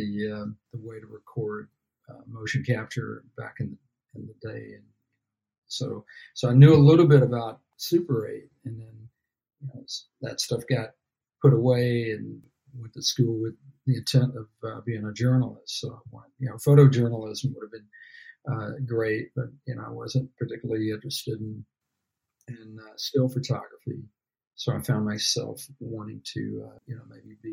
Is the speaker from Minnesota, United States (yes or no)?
no; Alabama, United States; moved away as an adult; now in Los Angeles, United States; I grew up down in Alabama.